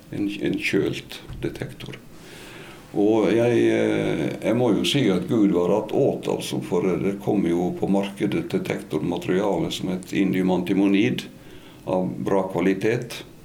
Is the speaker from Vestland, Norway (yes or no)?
yes; Stryn, Vestland, Norway; moved away as an adult; jeg er jo fra bondegård i Stryn